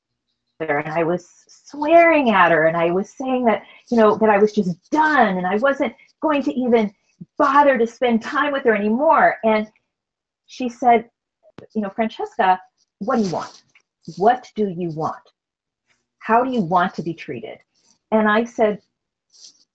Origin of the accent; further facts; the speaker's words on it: Wisconsin, United States; I was raised in Wisconsin.